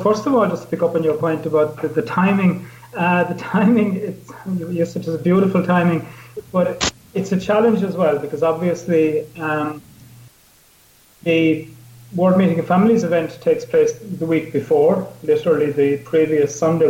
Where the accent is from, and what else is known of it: Ireland